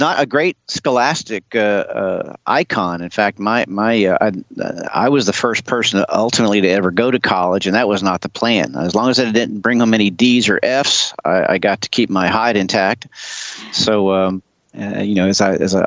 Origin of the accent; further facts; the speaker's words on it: Charleston, South Carolina, United States; also born or lived in Cherry Point, North Carolina / Folly Beach, South Carolina; I was actually born up the coast and come back to Charleston, South Carolina